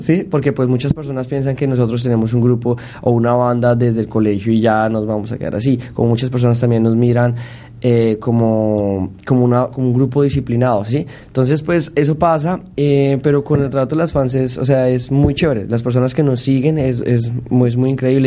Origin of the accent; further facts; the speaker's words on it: Bogotá, Colombia; yo soy de Bo, eh, de Bogotá.